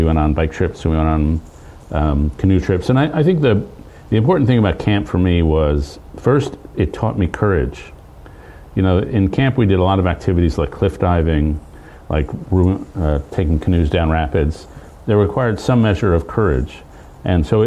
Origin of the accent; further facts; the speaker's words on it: New York City, New York, United States; I grew up in Lower Manhattan